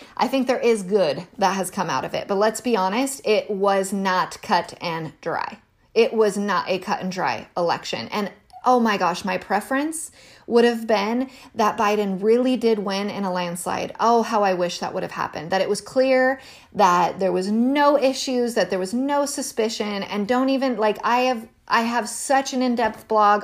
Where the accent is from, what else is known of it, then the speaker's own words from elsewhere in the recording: United States; as an American